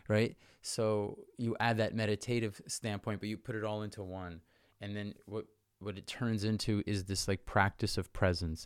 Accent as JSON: {"language": "English", "area": "York Region", "region": "Ontario", "country": "Canada", "tie": "born or raised there", "also_born_or_lived": "Hong Kong / Vancouver / Saint Petersburg", "moved": "as an adult", "said": "I grew up in York Region, Ontario, which is like, it's like just the suburbs of Toronto"}